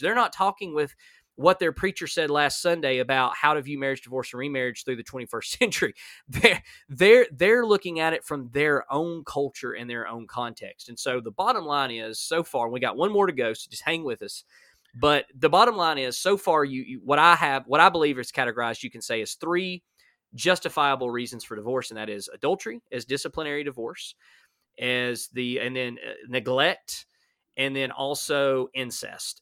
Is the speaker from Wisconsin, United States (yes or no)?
no; Alabama, United States; I'm from Alabama